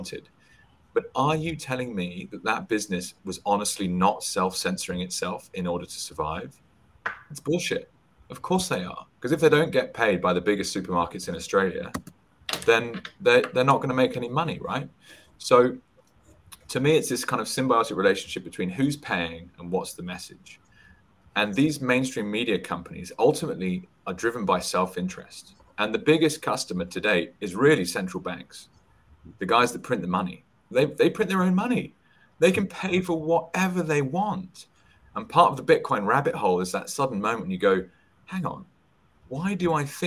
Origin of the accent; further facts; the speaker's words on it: United Kingdom; I'm British